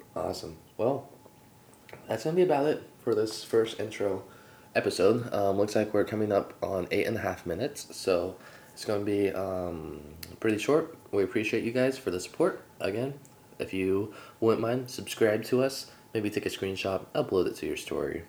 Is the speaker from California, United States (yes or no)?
yes; Sacramento, California, United States; I'm actually from Sacramento